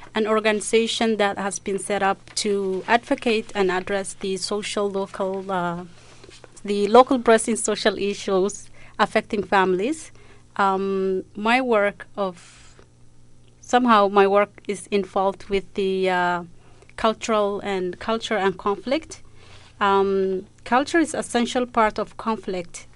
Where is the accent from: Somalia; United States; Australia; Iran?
Somalia; moved away; I'm from East Africa, Somalia